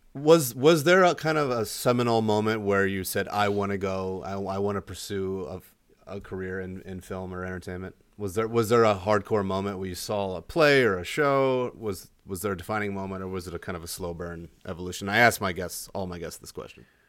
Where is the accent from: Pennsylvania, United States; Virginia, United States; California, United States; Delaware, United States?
Delaware, United States; moved away; also born or lived in Miami / New Mexico; I grew up in Delaware